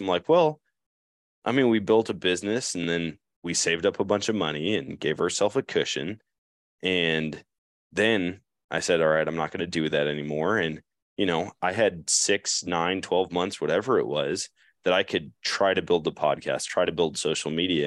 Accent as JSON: {"language": "English", "town": "Eau Claire", "region": "Wisconsin", "country": "United States", "tie": "born or raised there", "said": "growing up in Eau Claire"}